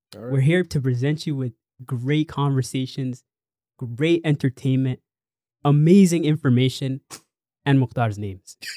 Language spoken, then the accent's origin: English; Toronto, Ontario, Canada; we're from Toronto